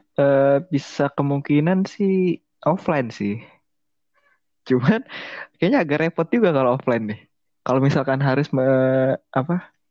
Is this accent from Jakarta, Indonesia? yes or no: yes; Jakarta, Indonesia; Gua orang Jakarta